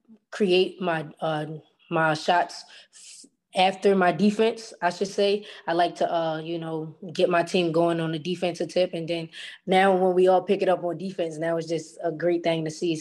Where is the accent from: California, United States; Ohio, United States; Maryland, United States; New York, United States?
Maryland, United States; Baltimore; moved away as an adult; now in Fairfield, United States; Growing up in Baltimore